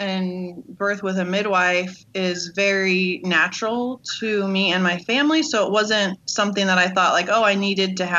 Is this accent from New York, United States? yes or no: no; Redlands, California, United States; I'm from Redlands, California